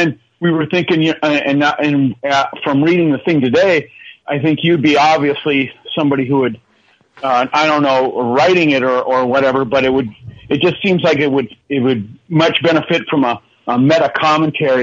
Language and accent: English; Minneapolis, Minnesota, United States; I'm from Minneapolis, and we talk a lot about said things up here